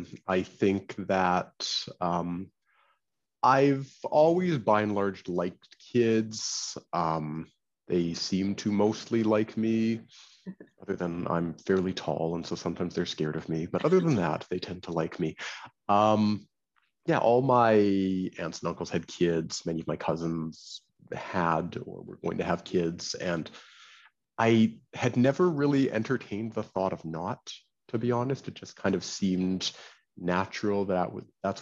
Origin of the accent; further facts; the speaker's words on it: Canada; now in New York, United States; And I'm Canadian. I don't know if people can hear from my accent or not